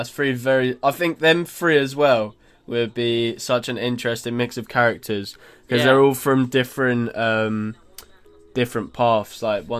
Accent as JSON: {"language": "English", "town": "Stevenage", "region": "East of England", "country": "United Kingdom", "tie": "born or raised there", "said": "So we grew up in Stevenage."}